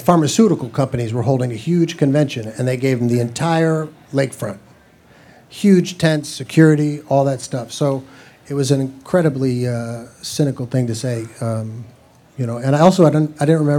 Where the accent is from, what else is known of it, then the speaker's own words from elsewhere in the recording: Chicago, Illinois, United States; I grew up in Chicago and went down to Comiskey Park and University of Chicago